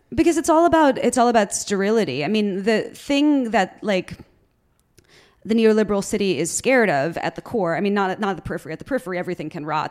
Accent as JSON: {"language": "English", "region": "New York", "country": "United States", "tie": "born or raised there", "said": "I'm I'm from New York. Like I was I was born here"}